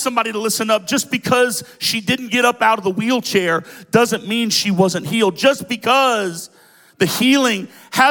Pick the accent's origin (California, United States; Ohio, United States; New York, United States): Ohio, United States; Cincinnati; My home church growing up in Cincinnati